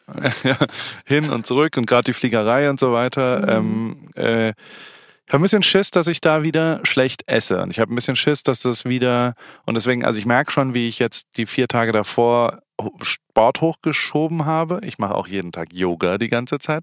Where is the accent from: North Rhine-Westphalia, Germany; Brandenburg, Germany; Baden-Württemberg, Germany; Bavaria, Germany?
Baden-Württemberg, Germany; Heidelberg; moved away as an adult; also born or lived in Hamburg; Ich bin halt in Heidelberg aufgewachsen und in Hamburg, dann habe ich zwölf Jahre gelebt